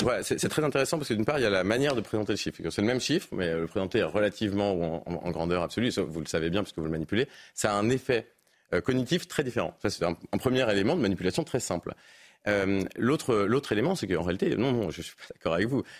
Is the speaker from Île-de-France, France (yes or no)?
yes; Paris, Île-de-France, France; Je suis parisien